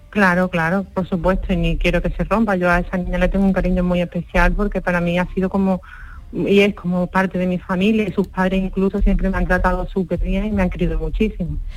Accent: France; now in Seville, Spain; chicos, soy esa de Francia, pero sigo en Sevilla.

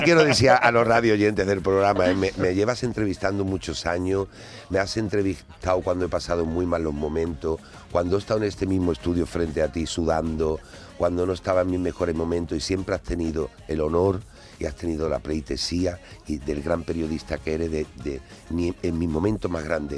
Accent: Andalusia, Spain; en mi tierra algo cambia porque nuestra tierra está muy viva

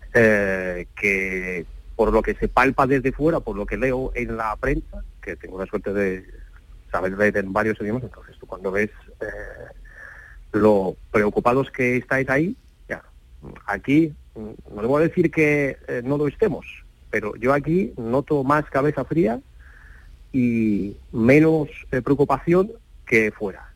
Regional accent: Donetsk, Donetsk Oblast, Ukraine; first language Russian; Spanish is a second language; also born or lived in Alicante; now in Poltava, Ukraine; yo soy de Donetsk, pero la verdad es que vivo en Poltava

